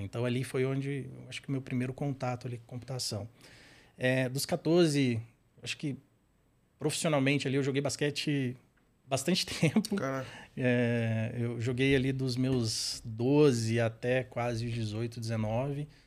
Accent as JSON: {"language": "Portuguese", "town": "Patos de Minas", "region": "Minas Gerais", "country": "Brazil", "tie": "born or raised there", "accent": "mineiro", "moved": "as an adult", "lives_now": "São Paulo, Brazil", "said": "eu sou mineiro, nasci num, numa cidade bem interior de Minas, chama Patos de Minas. Então o sotaque aqui às vezes vai, uhum. vai entregar."}